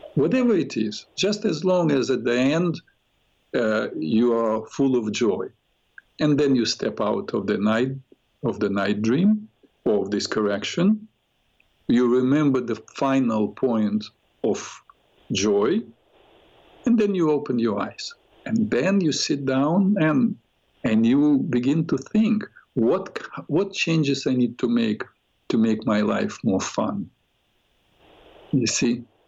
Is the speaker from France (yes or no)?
no; Odesa, Odesa Oblast, Ukraine; moved away; I was born in Ukraine, Odessa.